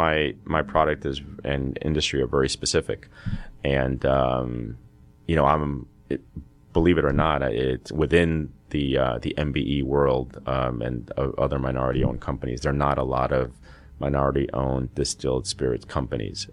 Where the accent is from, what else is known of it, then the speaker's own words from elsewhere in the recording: the Northeast, the New York area, United States; moved away as an adult; also born or lived in Peru / Boston, United States; now in Georgia, United States; So, I was born in Peru. Immigrated here to the States at the age of 5. Grew up in the Northeast, the New York area